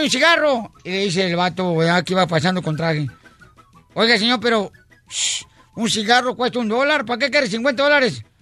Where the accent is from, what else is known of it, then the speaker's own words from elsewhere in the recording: Monterrey, Nuevo León, Mexico; Eh, yo, yo soy comediante de Monterrey